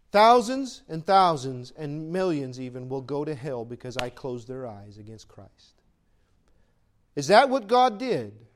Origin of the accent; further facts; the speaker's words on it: United States; I'm born an American